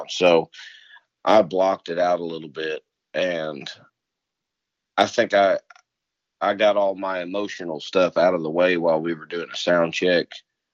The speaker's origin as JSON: {"language": "English", "area": "Jefferson County", "region": "Missouri", "country": "United States", "tie": "born or raised there", "said": "I'm from Missouri. I'm from the county under St. Louis County"}